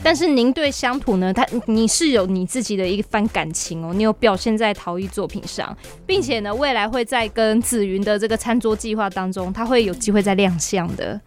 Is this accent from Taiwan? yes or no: yes; Chiayi, Taiwan; 比很多像我土生土长的家人还更熟悉嘉义呢